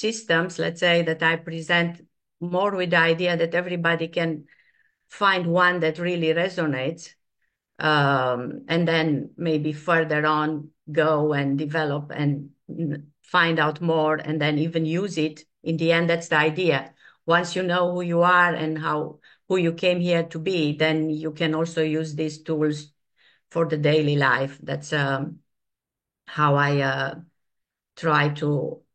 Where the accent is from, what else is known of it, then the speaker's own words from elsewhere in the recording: Transylvania, Romania; moved away; the place I was born. I was born in Transylvania